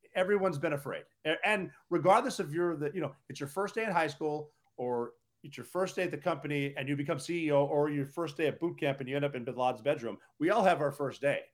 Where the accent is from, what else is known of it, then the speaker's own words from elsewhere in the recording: Butte, Montana, United States; moved away as an adult; growing up in Butte, Montana.